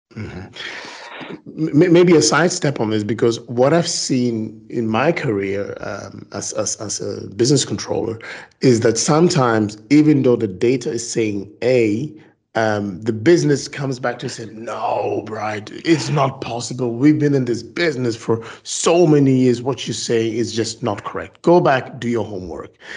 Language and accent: English; Ghana; now in Belgium; I'm actually Ghanaian born, um, living in Belgium